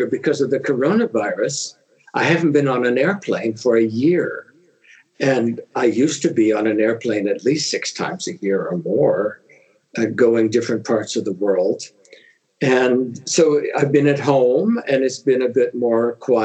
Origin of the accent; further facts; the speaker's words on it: Southern California, United States; moved away as an adult; Yes, I am from California. I grew up in Southern California in a medium-sized town